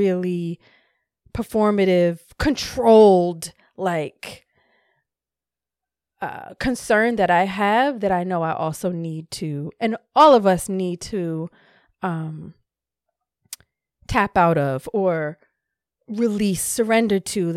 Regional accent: Hawaii, United States; I was born in Hawaii

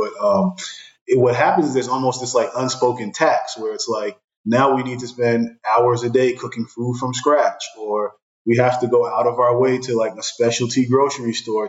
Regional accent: Brooklyn, New York, United States; I grew up in Brooklyn, and, you know, to this day, if I'm eating jerk chicken, it's almost like I can hear reggae music in the background

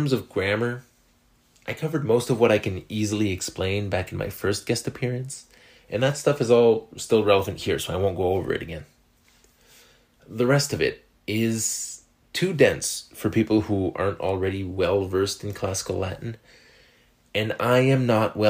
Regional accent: Canada; accent: French Canadian; French Canadians like myself

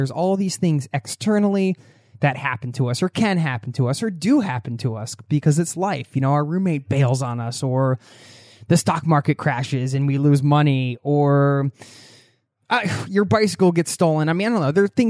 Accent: Cincinnati, Ohio, United States; I got the first flight out of Tampa and flew back home to my hometown of Cincinnati.

